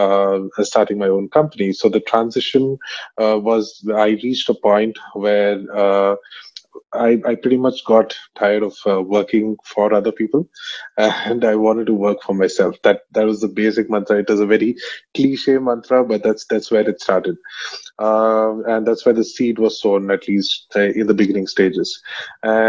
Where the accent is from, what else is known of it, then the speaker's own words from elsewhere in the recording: Bangalore, Karnataka, India; also born or lived in Middle East / Vellore; I grew up in Bangalore